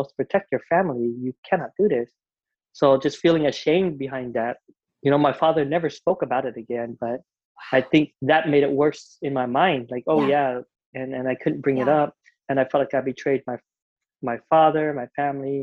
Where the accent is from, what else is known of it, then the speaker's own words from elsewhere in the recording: Provo, Utah, United States; also born or lived in Vietnam; growing up in Utah, you know, it's a small town